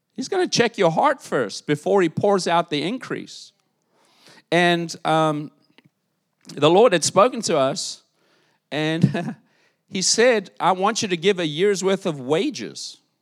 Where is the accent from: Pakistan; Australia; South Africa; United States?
South Africa; moved away; South Africa, my home country